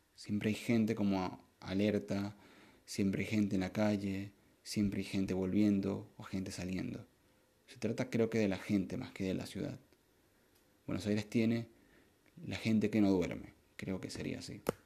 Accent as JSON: {"language": "Spanish", "town": "Maracaibo", "region": "Zulia", "country": "Venezuela", "moved": "as an adult", "said": "yo soy de Maracaibo"}